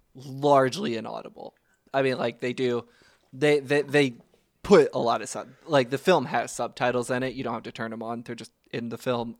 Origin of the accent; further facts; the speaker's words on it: Kentucky, United States; growing up in Kentucky, you go to gr-, your grandparents' house in Meade County